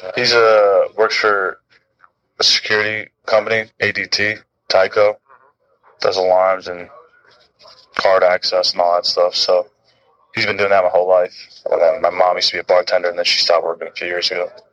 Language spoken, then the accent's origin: English; Florida, United States; I grew up as in Florida